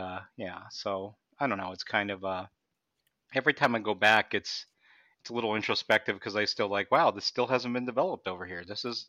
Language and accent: English; New York, United States; I'm a New Yorker.